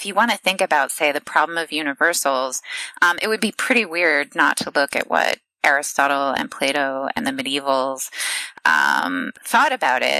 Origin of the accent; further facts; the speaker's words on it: Ohio, United States; I'm Midwestern, I'm from Ohio